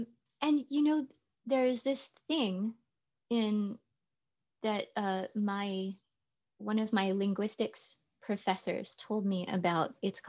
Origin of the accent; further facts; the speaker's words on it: California, United States; accent: California; speaking with my California accent.